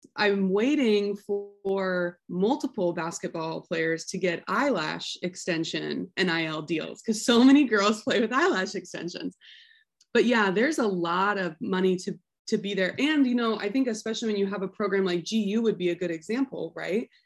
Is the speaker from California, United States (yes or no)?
no; Sandy, Oregon, United States; I'm an Oregon kid. I grew up outside of Portland.